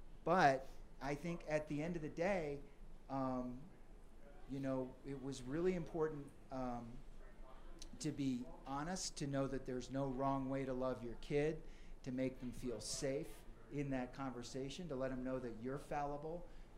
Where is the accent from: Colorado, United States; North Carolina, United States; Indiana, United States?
Colorado, United States; Aspen; Growing up in the Aspen community, you know, there's affluent families, there's a open-minded sort of liberal lifestyle.